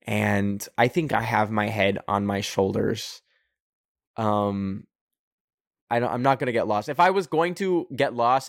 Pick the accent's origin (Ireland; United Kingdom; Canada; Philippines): Canada; I don't want to be one of y'all. I'm a Canadian, baby.